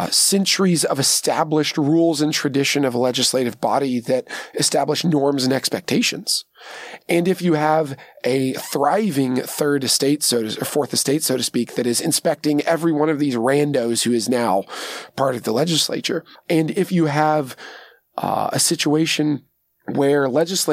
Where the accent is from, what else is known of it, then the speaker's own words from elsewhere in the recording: Kentucky, United States; I'm from Kentucky